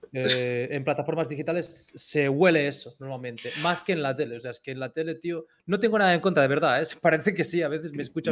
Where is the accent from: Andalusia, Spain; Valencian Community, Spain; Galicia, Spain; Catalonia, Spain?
Catalonia, Spain; los catalanes pagando peaje todas nuestras vidas hasta hace poco